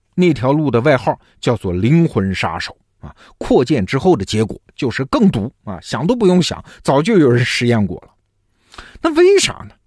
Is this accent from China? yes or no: yes; China